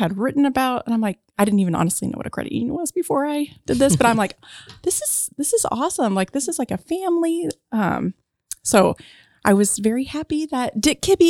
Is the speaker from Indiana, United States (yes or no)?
yes; Wells County, Indiana, United States; also born or lived in Grant County, Indiana; I was born in Wells County, Indiana.